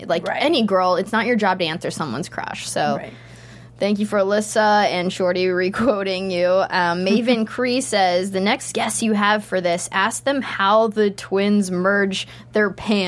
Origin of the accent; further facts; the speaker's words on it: Pennsylvania, United States; I'm from Pennsylvania.